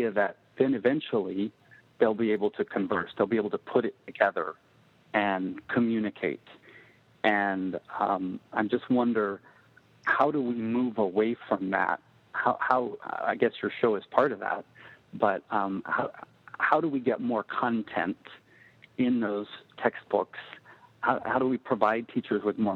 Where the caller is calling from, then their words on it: Laguna Beach, California, United States; I'm calling from Laguna Beach, actually.